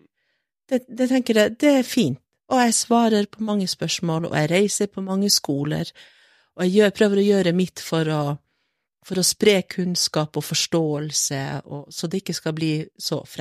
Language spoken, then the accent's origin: Norwegian; Northern Norway, Norway; Og jeg er samisk, men jeg er også et nordlig menneske, og jeg insisterer på å være det